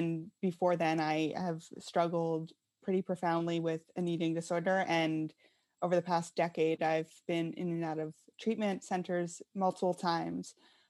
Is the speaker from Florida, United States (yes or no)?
no; Pennsylvania, United States; Yeah, so I grew up in Western Pennsylvania in a very small town